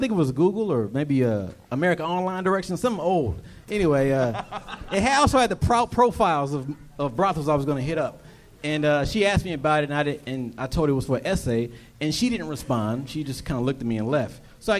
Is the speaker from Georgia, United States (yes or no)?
no; Fairfield, California, United States; Bay Area, Fairfield, California.